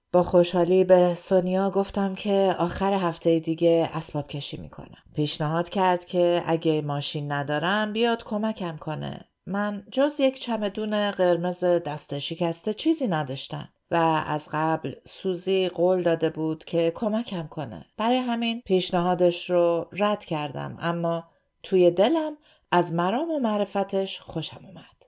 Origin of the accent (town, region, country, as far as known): Iran; moved away as an adult; now in Sydney, Australia